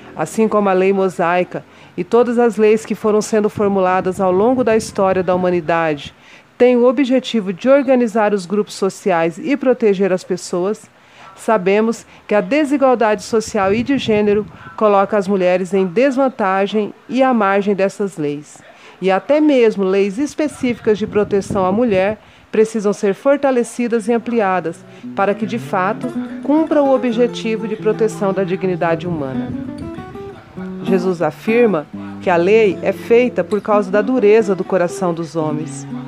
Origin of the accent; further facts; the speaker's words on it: Mato Grosso do Sul, Brazil; also born or lived in São Paulo / Dourados; Nascida em São Paulo, por acaso, mas criada em criada, educada e e vivida em Mato Grosso do Sul